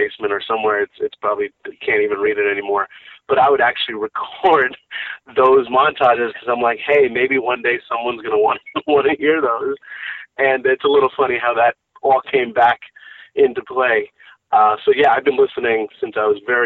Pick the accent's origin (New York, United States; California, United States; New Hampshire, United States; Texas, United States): New York, United States; Rockland County; I'm in Rockland County is where I grew up. I currently reside there